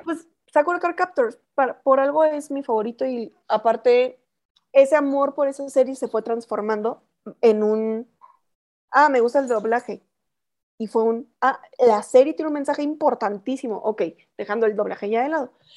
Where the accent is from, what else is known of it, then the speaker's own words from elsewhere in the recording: Chihuahua, Mexico; moved away as an adult; now in Mexico City, Mexico; yo soy de Chihuahua, llego a Ciudad de México el 22 de julio del 2013